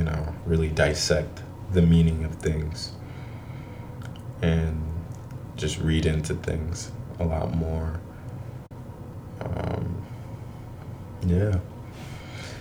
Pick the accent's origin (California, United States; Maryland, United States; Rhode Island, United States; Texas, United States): Rhode Island, United States; Providence; I was born in Providence, Rhode Island